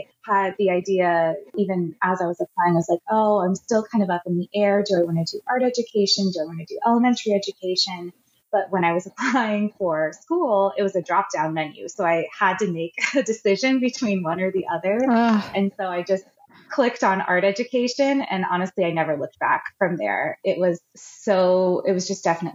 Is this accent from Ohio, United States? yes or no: yes; Ohio, United States; I've grown up in the Midwest. I'm from Ohio. I've lived almost my entire life in the same sort of region in Ohio